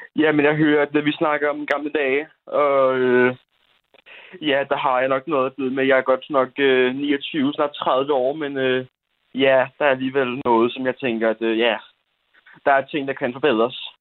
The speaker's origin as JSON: {"language": "Danish", "area": "Bornholm", "region": "Capital Region of Denmark", "country": "Denmark", "said": "jeg først og fremmest er bornholmer, men, men næst og fremmest er jeg faktisk dansker"}